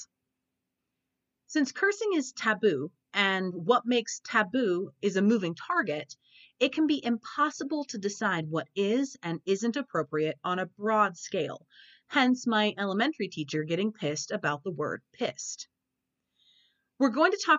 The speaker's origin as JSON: {"language": "English", "region": "Oklahoma", "country": "United States", "tie": "born or raised there", "said": "I grew up in Oklahoma, a weird hybrid of the Midwest and the South."}